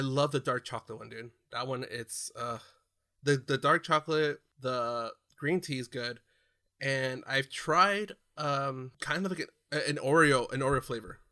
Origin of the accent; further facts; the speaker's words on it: California, United States; growing up in California